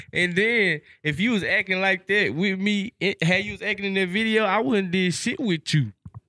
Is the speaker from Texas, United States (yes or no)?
yes; Dallas, Texas, United States; I'm from the Cliff.